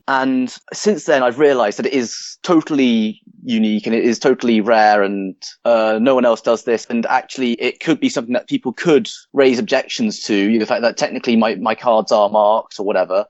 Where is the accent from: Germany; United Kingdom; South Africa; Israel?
United Kingdom; London; moved away as an adult; now in Lancaster, United Kingdom; I'm originally from London